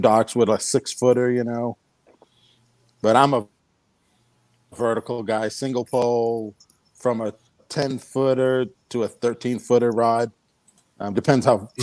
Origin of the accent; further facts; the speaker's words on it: New Bedford, Massachusetts, United States; moved away as an adult; also born or lived in Fort Worth, Texas; I'm from New Bedford, Massachusetts